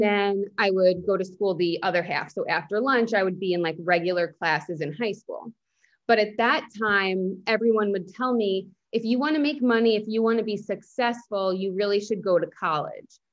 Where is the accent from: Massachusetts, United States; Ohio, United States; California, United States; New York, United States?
New York, United States; Northport; moved away as an adult; now in Boca Raton, United States; I grew up on Long Island. I'm from Northport